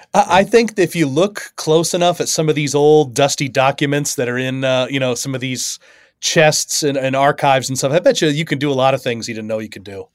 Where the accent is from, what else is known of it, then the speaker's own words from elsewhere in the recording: United States; as an American